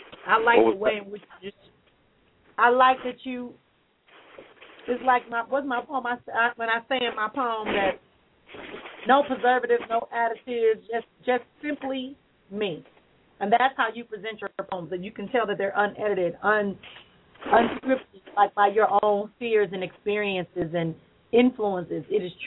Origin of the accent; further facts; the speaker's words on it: Milwaukee, Wisconsin, United States; There used to be a radio show here in my hometown of Milwaukee.